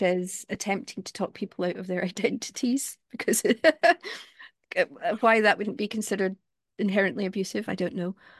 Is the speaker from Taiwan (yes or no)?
no; Glasgow, Scotland, United Kingdom; I come from Glasgow